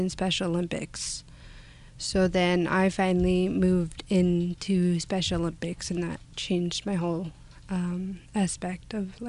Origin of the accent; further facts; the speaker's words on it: Nanaimo, British Columbia, Canada; I was born in Nanaimo.